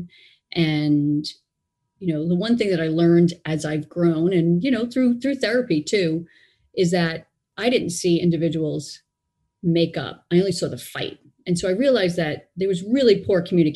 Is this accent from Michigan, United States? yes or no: no; New York City, New York, United States; So I grew up in Brooklyn, New York